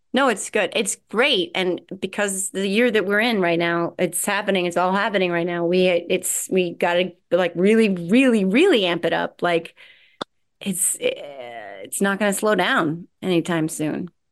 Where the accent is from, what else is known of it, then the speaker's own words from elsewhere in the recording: New Jersey, United States; I'm from Jersey